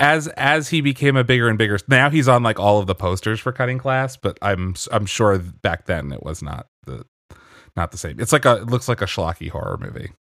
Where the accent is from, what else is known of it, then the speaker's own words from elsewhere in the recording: Pennsylvania, United States; I grew up in Pennsylvania